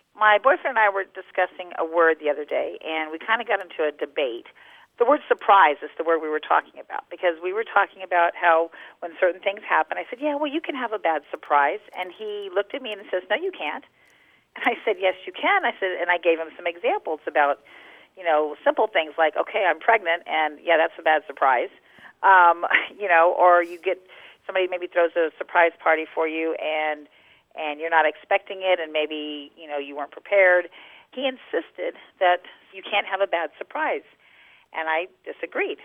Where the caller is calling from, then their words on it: San Antonio, Texas, United States; I'm calling from San Antonio, Texas